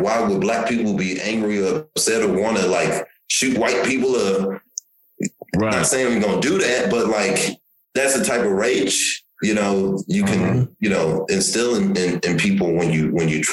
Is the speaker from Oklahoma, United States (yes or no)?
yes; Tulsa, Oklahoma, United States; also born or lived in Nigeria; I'm from Tulsa